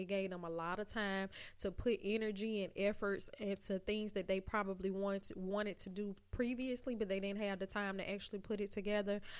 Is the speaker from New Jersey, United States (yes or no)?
no; Montgomery, Alabama, United States; I am from Montgomery, Alabama